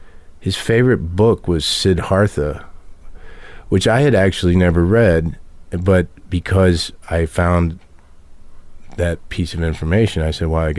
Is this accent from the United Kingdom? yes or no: no; Lexington, Kentucky, United States; moved away; I was born in Lexington, Kentucky